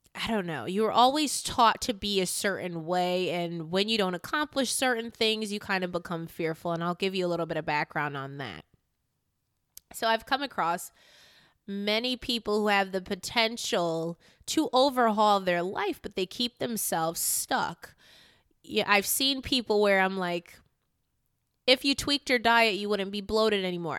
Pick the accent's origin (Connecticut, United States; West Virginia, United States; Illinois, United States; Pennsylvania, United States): Connecticut, United States; Newington; also born or lived in Hartford, Connecticut; My school was in Newington as well as the apartment that I stayed in with my mom was at Newington